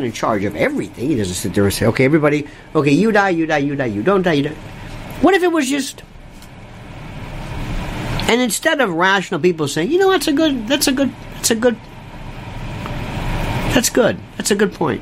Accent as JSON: {"language": "English", "region": "Florida", "country": "United States", "tie": "born or raised there", "said": "I'm from Florida, a second generation cracker. By the way, cracker is a very special term. That means a native."}